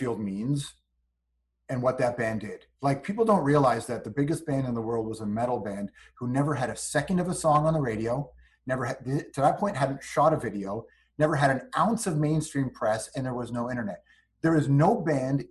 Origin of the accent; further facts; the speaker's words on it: Toronto, Ontario, Canada; I grew up in the West Side